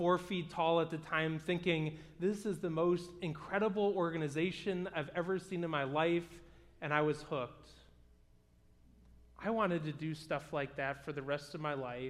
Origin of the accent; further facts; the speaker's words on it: Bloomfield Hills, Michigan, United States; I grew up in the Michigan area, and I went to school not too far from here in Bloomfield Hills.